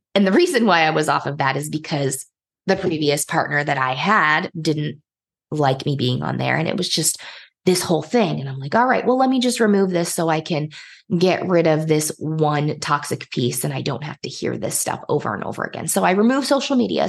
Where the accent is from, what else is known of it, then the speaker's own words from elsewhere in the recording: Indiana, United States; moved away as an adult; also born or lived in Nigeria; we ended up moving back to my home state, which is Indiana